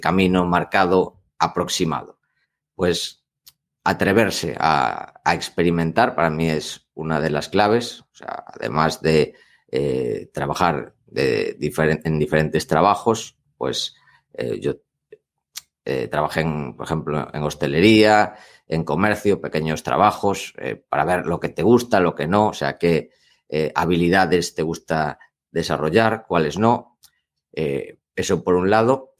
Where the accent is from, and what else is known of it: Spain